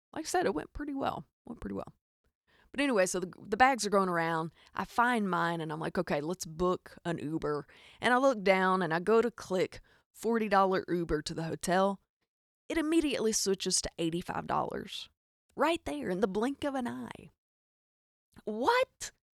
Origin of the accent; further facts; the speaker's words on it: Arkansas, United States; accent: hic; I am from Arkansas, in case you can't hear the hic in my accent